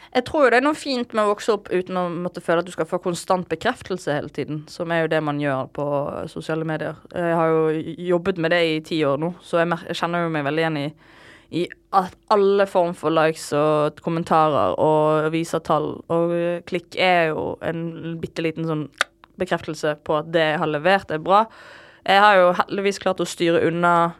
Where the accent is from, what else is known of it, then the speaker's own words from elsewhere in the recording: Bergen, Vestland, Norway; moved away as an adult; jeg er fra Loddefjord.